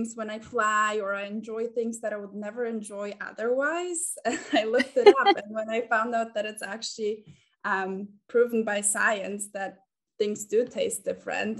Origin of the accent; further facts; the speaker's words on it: Germany; moved away as an adult; now in New York City, United States; So I am German. And my parents are Polish, so they immigrated to Germany. I was born there